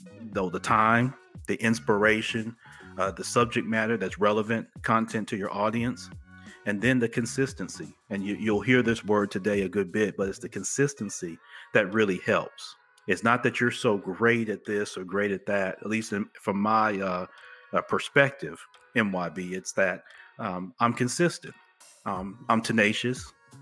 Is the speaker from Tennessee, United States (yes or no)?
yes; Memphis, Tennessee, United States; also born or lived in Chicago, Illinois; I'm a kid from the Orange Mound section of Memphis, which is kind of southeast Memphis